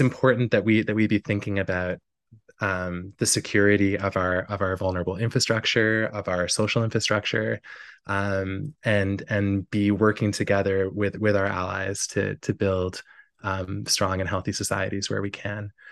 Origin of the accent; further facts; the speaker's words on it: Newfoundland and Labrador, Canada; my hometown in Labrador